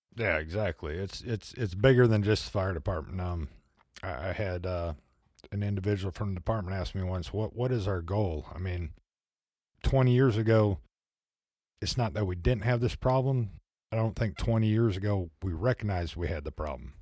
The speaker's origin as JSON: {"language": "English", "region": "Midwest", "country": "United States", "moved": "yes", "lives_now": "Fayetteville, United States", "said": "I'm from the Midwest"}